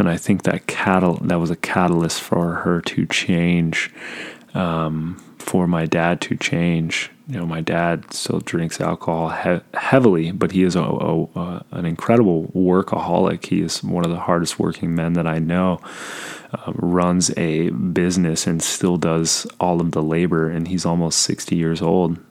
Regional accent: Southern California, United States; I was born in Southern California

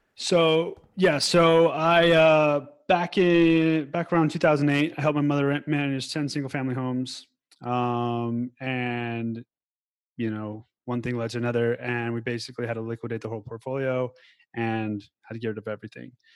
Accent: Denver, Colorado, United States; now in Thailand; I'm originally from Denver, Colorado, born and raised

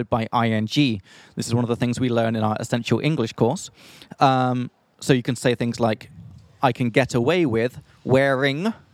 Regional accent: Australia; now in Prague, Czech Republic; from Australia.

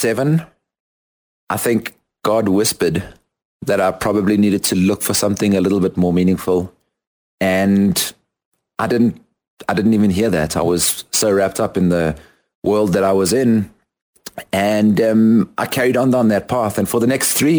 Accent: South Africa; moved away as an adult; also born or lived in London, United Kingdom / United States; now in Guatemala; I am a South African currently living in Guatemala. And having completed my high school in South Africa

